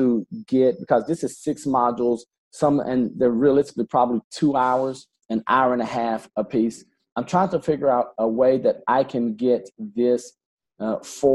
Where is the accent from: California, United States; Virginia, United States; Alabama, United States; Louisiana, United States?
Alabama, United States; now in Florida, United States; I'm from Alabama. I probably don't say nicher. Like I said, we add an R to everything